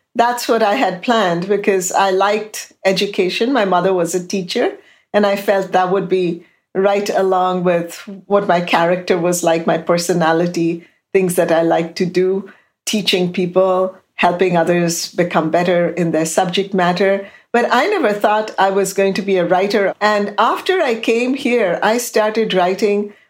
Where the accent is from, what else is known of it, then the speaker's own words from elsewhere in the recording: Kolkata, West Bengal, India; moved away as an adult; now in Houston, United States; growing up in India